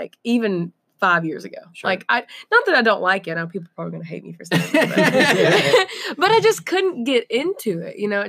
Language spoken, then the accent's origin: English; East Tennessee, United States; I'm from East Tennessee